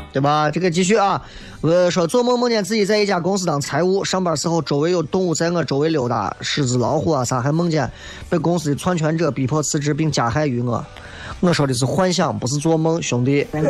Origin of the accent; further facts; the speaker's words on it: Shaanxi, China; 就咱陕西话说修仙儿